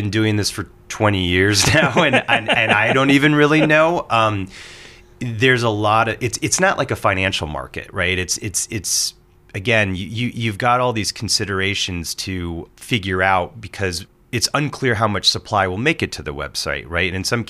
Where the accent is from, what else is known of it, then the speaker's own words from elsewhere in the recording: Portland, Oregon, United States; When I moved to Oregon, I'm from Portland, Oregon. Moved there when I was a, you know, freshman